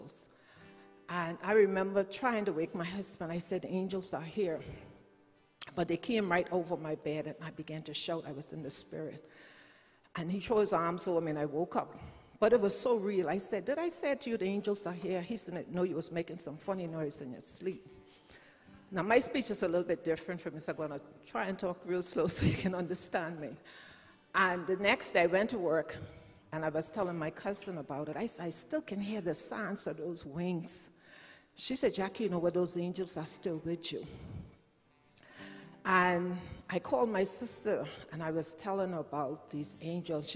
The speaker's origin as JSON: {"language": "English", "country": "Bahamas", "said": "I'm from the Bahamas"}